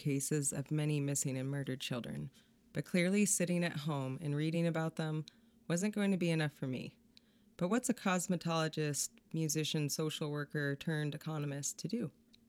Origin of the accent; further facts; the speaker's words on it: Sequim, Washington, United States; I grew up in an area that feels similar to this part of Grays Harbor. As a teenager in the 90s, I roamed the streets of Squim at all hours